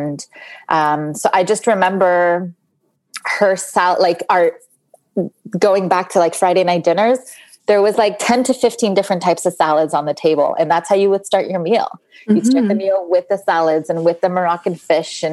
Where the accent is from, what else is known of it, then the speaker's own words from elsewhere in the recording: Canada; first language Hebrew; English is a second language; I was born in Canada, so I'm first generation Canadian.